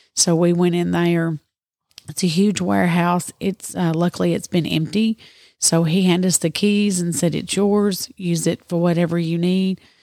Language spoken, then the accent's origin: English; near Murfreesboro, Middle Tennessee, United States; moved away as an adult; now in Dresden, United States; originally from Middle Tennessee, close to Murfreesboro, and I've lived in Dresden for eight years now.